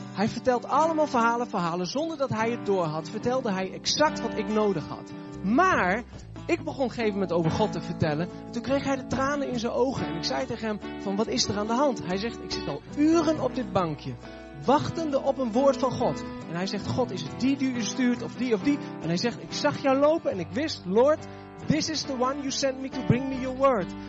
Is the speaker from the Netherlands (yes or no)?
yes; Netherlands; ik kom uit Nederland.